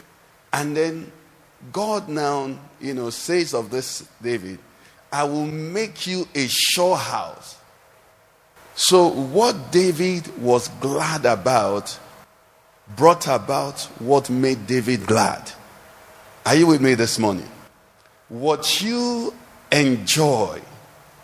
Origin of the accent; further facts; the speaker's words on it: Nigeria; I'm a Nigerian